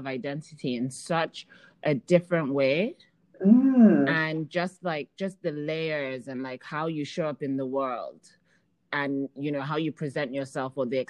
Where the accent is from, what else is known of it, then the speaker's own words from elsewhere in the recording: Nigeria; also born or lived in United Kingdom; now in Dubai, United Arab Emirates; So, okay, so for me, I'm Nigerian, and I was born in the UK, and I went to school in both Nigeria and England, and now I live in Dubai.